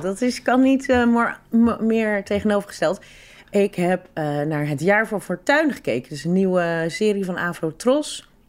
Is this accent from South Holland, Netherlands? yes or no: yes; Rotterdam, South Holland, Netherlands; ik kom uit Rotterdam. Ik ben opgegroeid in Rotterdam.